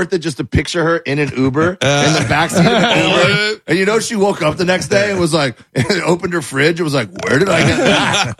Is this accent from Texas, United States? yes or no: no; Miami, Florida, United States; … and I are both from Miami